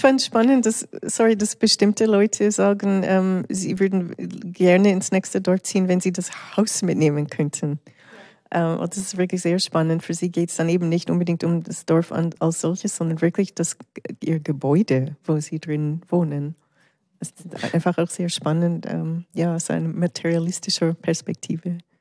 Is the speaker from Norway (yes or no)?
no; Canada; now in Switzerland; Ich bin ja in Kanada aufgewachsen